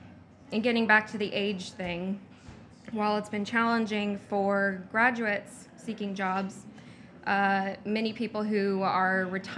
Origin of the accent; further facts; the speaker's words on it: Whatcom County, Washington, United States; My husband and I are a great example of two people who were born and raised in Whatcom County, and we attended local colleges, and we were able to find jobs here.